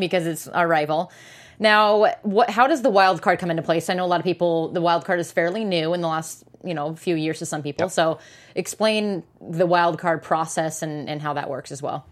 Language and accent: English; Portland, Oregon, United States; I from Portland, Oregon